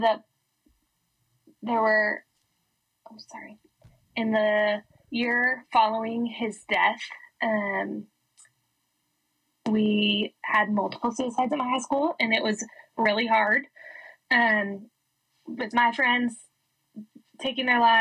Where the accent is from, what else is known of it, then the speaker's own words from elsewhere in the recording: Denver, Colorado, United States; I am from Denver, Colorado, and I grew up in a Christian home